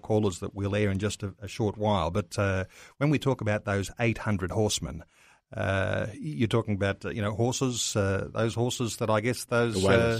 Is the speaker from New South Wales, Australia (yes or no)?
no; Mitchell, Queensland, Australia; I was born in Mitchell in Queensland back in 1964. That gives you an idea of my age.